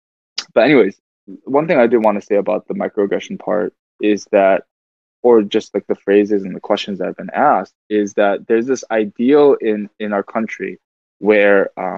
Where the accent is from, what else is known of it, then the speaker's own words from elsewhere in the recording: Michigan, United States; also born or lived in Seoul, South Korea; I was born in Korea, but I grew up 29 years here in America, 28 years here in America